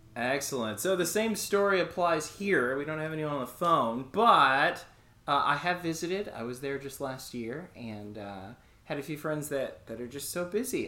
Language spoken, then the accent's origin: English; Houston, Texas, United States; I'm from Texas, Houston